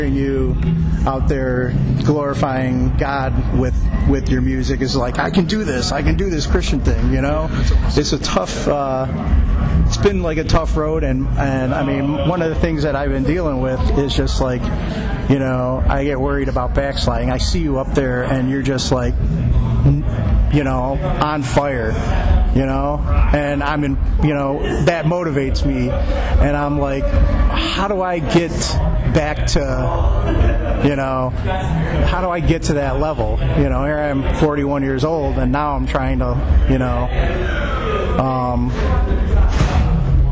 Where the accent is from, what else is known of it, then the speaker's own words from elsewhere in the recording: Cleveland, Ohio, United States; I'm from the Cleveland area